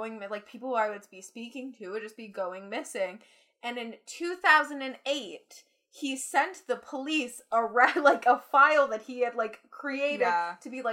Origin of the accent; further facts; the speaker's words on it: Canada; As a Canadian, being a teenager